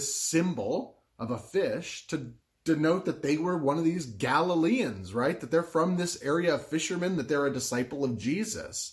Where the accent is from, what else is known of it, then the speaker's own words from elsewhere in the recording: Southwest Florida, United States; I grew up in Southwest Florida